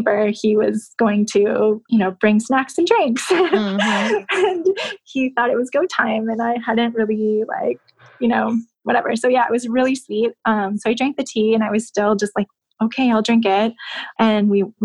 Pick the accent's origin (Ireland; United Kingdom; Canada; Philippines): Canada; moved away; growing up in Canada